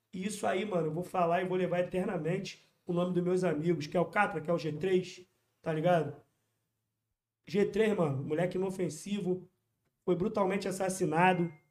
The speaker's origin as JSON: {"language": "Portuguese", "region": "Rio de Janeiro", "country": "Brazil", "tie": "born or raised there", "said": "localidade onde eu sou cria."}